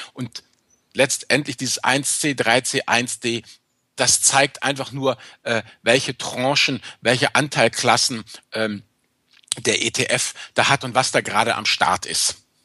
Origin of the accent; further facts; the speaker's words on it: Rhineland, Germany; Ich bin Rheinländer, nicht nordisch.